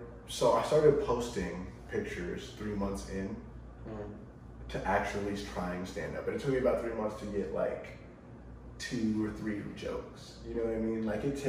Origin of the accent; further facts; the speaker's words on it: Ohio, United States; I grew up in the culture. I'm from Ohio